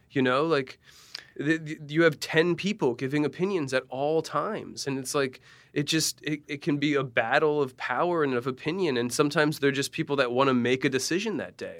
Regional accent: Allentown, Pennsylvania, United States; Allentown, Pennsylvania

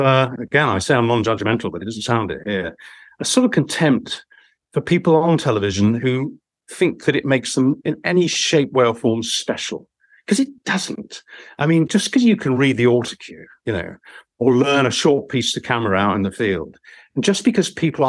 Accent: Romford, London, United Kingdom; moved away; If I went back to my hometown, you know, because he was obviously a man. If I went back to Romford in Essex

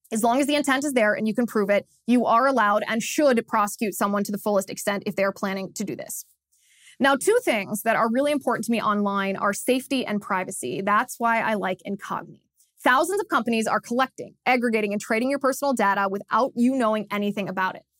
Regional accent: Cincinnati, Ohio, United States; in Cincinnati, Ohio, my hometown

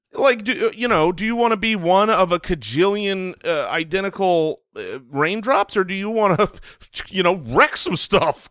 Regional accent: United States; as an American who has eaten plenty of bread

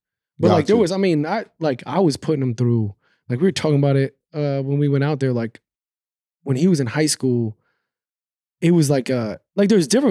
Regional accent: New York, United States; I'm a New York, you know, I'm from New York.

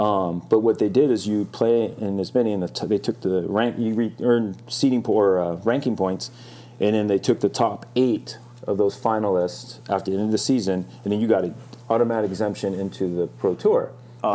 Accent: Hermosa Beach, California, United States; also born or lived in Hawaii; I was born in Hawaii. I grew up. I, we moved over quite when I was a young kid, and I grew up here in Hermosa Beach

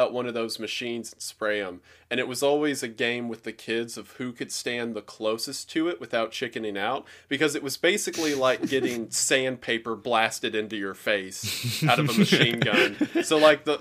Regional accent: Tennessee, United States; I'm from Tennessee.

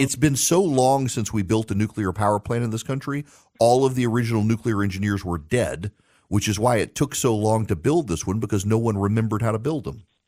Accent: Louisiana, United States; I'm from Louisiana

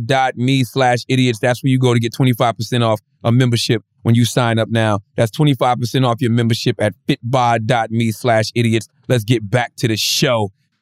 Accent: the South, United States; See, I grew up in the South.

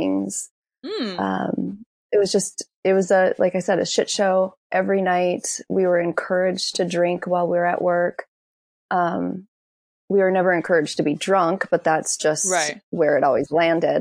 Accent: North Dakota, United States; moved away as an adult; also born or lived in California / New York City; we ended up settling back in North Dakota where my mom grew up when I was seven. So I spent my entire school age years there in North Dakota.

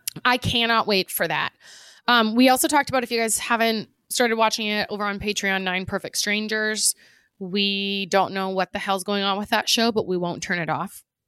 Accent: United States; being an American

